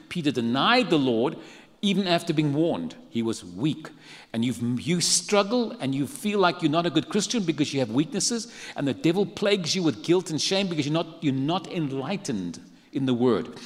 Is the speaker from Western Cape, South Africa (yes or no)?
yes; Cape Town, Western Cape, South Africa; moved away as an adult; now in San Antonio, United States; I come from South Africa. I was born and raised in a city called Cape Town. But I've lived the last 23 years in San Antonio